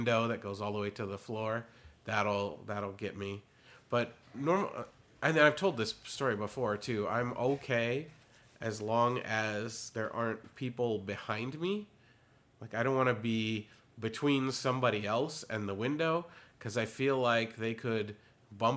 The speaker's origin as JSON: {"language": "English", "town": "Elgin", "region": "Illinois", "country": "United States", "tie": "born or raised there", "said": "I was originally born in Elgin"}